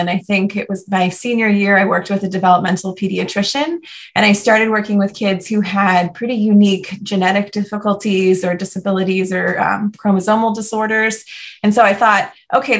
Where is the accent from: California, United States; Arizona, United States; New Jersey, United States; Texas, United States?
New Jersey, United States; moved away as an adult; also born or lived in Atlanta, Georgia / Miami, Florida; move home to my home state of New Jersey, and that was very exciting because my whole family is still up here